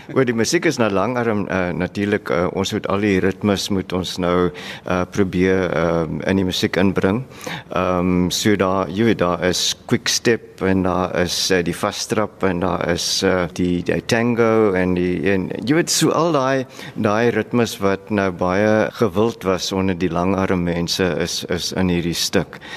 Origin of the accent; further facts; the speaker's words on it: Worcester, Western Cape, South Africa; Ek is van Hoeste